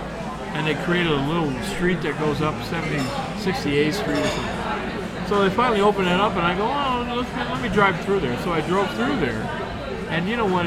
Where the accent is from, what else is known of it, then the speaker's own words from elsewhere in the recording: Lakewood, Ohio, United States; Lakewood, I grew up in Lakewood